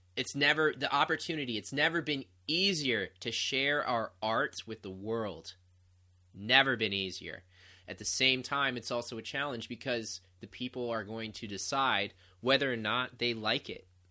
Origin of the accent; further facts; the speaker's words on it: Ohio, United States; moved away as an adult; left my hometown of Ohio